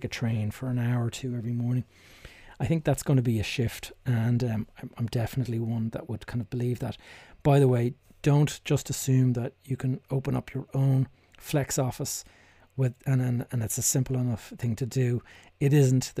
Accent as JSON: {"language": "English", "town": "Dublin", "region": "Leinster", "country": "Ireland", "tie": "born or raised there", "said": "my hometown here in Dublin"}